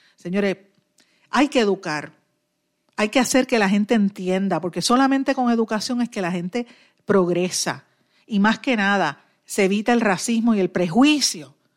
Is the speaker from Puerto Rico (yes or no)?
yes; Puerto Rico; Puerto Rico, que somos ciudadanos americanos